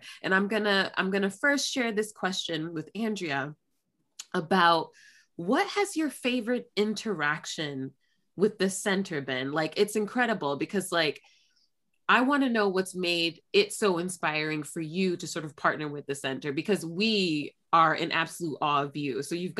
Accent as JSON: {"language": "English", "town": "Newark", "region": "New Jersey", "country": "United States", "tie": "born or raised there", "said": "I'm from Newark, New Jersey. We have a huge like Iberian population, huge Lusophone population."}